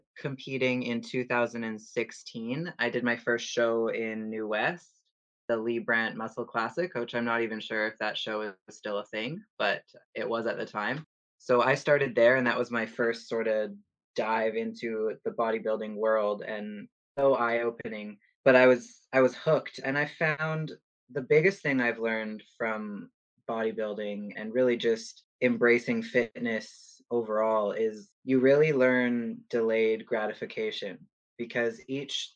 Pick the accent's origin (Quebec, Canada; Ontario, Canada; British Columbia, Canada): British Columbia, Canada; Prince George; moved away as an adult; I am originally from Prince George